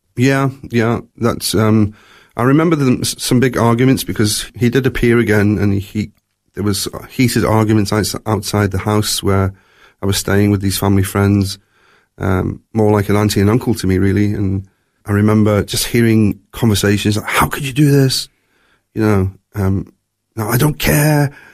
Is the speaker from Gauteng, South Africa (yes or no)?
no; Durban, KwaZulu-Natal, South Africa; also born or lived in Glasgow, Scotland; when I was three years old, my family, my mum and my dad and me, we emigrated to South Africa